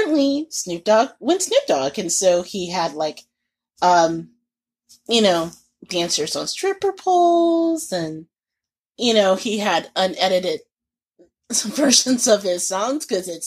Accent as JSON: {"language": "English", "region": "Indiana", "country": "United States", "said": "I'm from Indiana"}